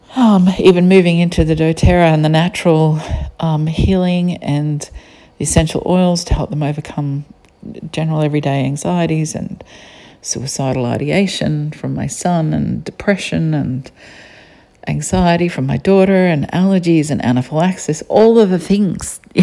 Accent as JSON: {"language": "English", "country": "Australia", "accent": "Australian", "said": "I don't hear an accent. I'm Australian, I just hear flat tones."}